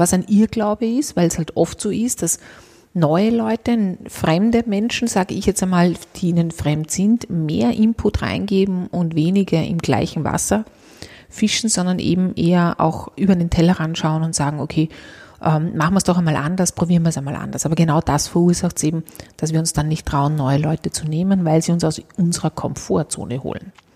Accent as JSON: {"language": "German", "country": "Austria", "said": "bei uns in Österreich"}